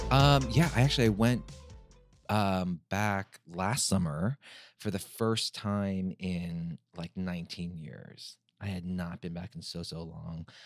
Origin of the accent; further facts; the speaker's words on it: United States; being Korean American going back to Korea, uh, my Korean is not great